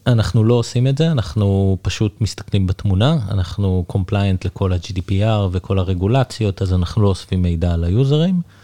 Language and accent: Hebrew; Israel; also born or lived in England; now in United Kingdom; אני גר באנגליה, אבל אני ישראלי